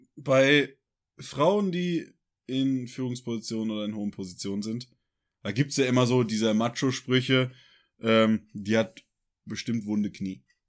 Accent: Ruhr area, North Rhine-Westphalia, Germany; Tor zum Münsterland, wie man ja auch äh, meine tolle Heimatstadt nennt.

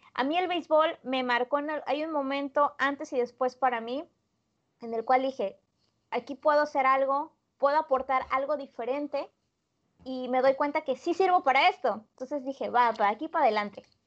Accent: Poza Rica, Veracruz, Mexico; yo soy veracruzana, soy originaria de la ciudad de Poza Rica, Veracruz, al norte del estado de Veracruz

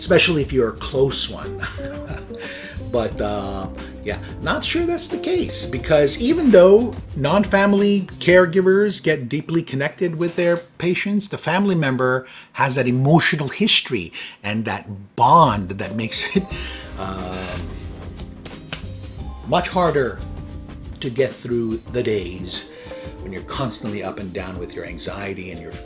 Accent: United States; I am an American

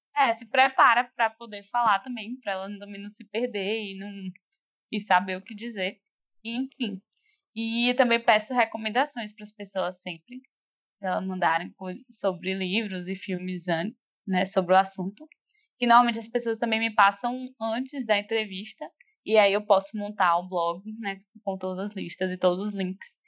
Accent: Feira de Santana, Bahia, Brazil; now in Salvador, Brazil; Eu nasci, tipo, da, na Princesinha do Sertão, em Feira de ah. Santana, na Bahia, né? Brasil.

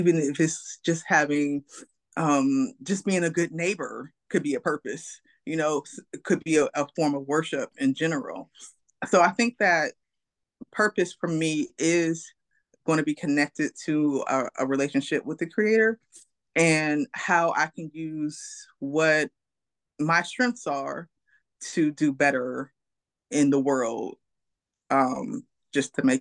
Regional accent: Pennsylvania, United States; now in Durham, United States; I'm born and raised in Pennsylvania. I'm local now to Durham, North Carolina

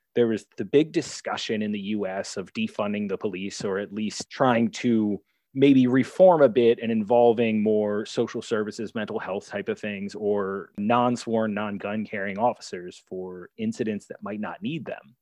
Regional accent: Maryland, United States; moved away as an adult; also born or lived in Albany, New York / New Jersey; I'm from Maryland, so I went back to Baltimore City

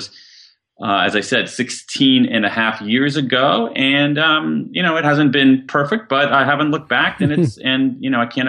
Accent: Columbus, Ohio, United States; I grew up in Central Ohio, Columbus, Ohio.

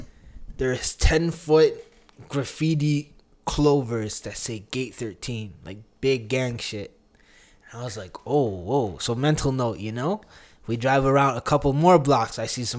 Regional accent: Canada; also born or lived in Uganda (ancestry); I'm Ugandan Canadian.

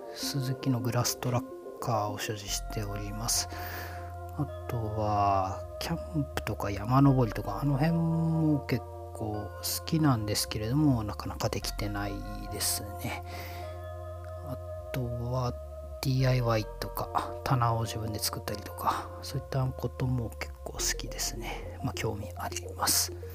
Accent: Miyazaki, Japan; moved away as an adult; also born or lived in Okinawa; 宮崎県、九州の宮崎県出身です。で、えーと、高校まで過ごして

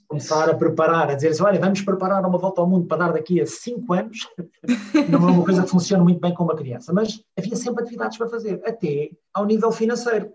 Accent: Lisbon, Portugal; sou lisboeta, com, uma, com quase todas as costelas alentejanas

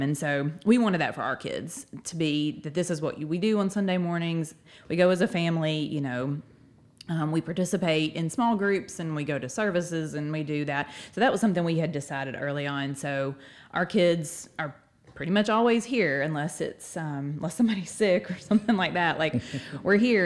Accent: Northport, Alabama, United States; I'm from Northport. Uh, I've lived here my whole life

